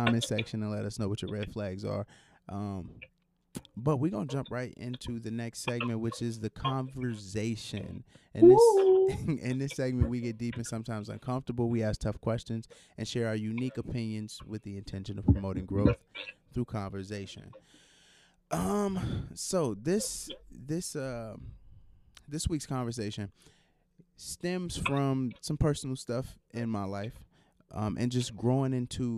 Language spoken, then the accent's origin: English; Chicago, Illinois, United States; growing up in Chicago